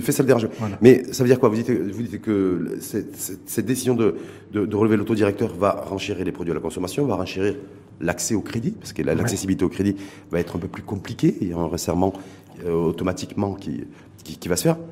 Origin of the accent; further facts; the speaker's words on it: Morocco; chez nous, au Maroc